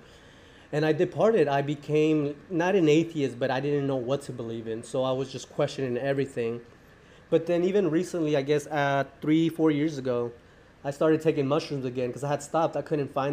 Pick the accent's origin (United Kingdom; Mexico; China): Mexico; now in United States; I'm from Mexico and I'm in USA